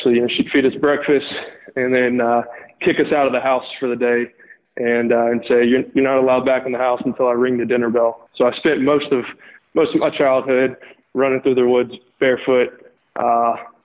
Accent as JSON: {"language": "English", "town": "Lookout Mountain", "region": "Georgia", "country": "United States", "tie": "born or raised there", "also_born_or_lived": "Chattanooga, Tennessee / Athens, Georgia", "said": "I grew up in Chattanooga, Tennessee, which is right on the corner of the Georgia and Alabama state lines. And so I actually grew up on Lookout Mountain, Georgia, which is right across the line from Chattanooga, Tennessee"}